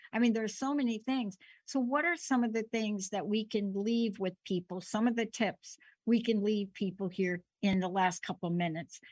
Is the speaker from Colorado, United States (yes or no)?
no; New York City, New York, United States; I'm a kid from the Bronx.